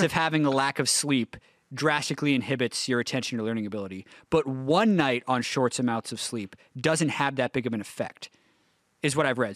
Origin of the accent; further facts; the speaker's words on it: Canada; moved away as an adult; now in Los Angeles, United States; I grew up in Canada